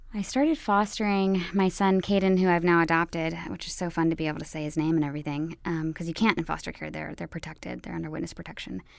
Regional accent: Roanoke, Virginia, United States; moved away; I'm from Roanoke, Virginia

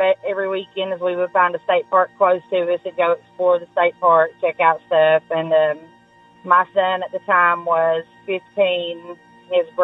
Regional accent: Grayson, Kentucky, United States; I am from Eastern Kentucky, a small town called Grayson, Kentucky

